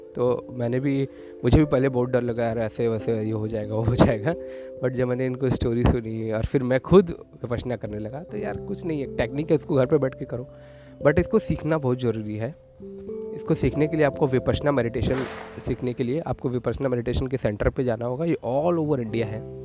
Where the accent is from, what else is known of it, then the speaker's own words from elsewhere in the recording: Varanasi, Uttar Pradesh, India; मैं वाराणसी से बिलोंग करता हूँ